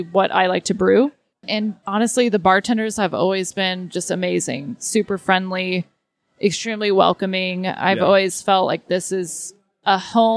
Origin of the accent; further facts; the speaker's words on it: Texas, United States; I grew up in Texas